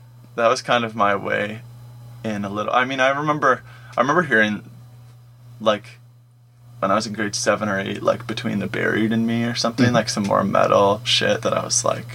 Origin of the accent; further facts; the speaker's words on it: Whitby, Ontario, Canada; I grew up in Whitby